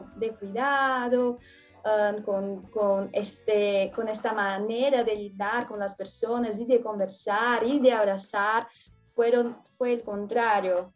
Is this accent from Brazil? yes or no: yes; São Paulo, Brazil; Spanish is a second language; also born or lived in Juqueí; yo soy de São Paulo, Brasil.